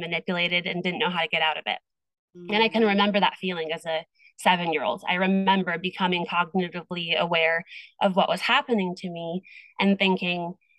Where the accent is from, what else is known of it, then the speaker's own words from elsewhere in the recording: Iowa, United States; now in California, United States; we moved away from Iowa. And I moved to California